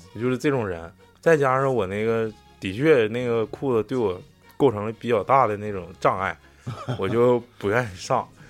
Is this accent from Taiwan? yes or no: no; Northeast China, China; 因为我小时候冬天 东北冬天都得穿棉裤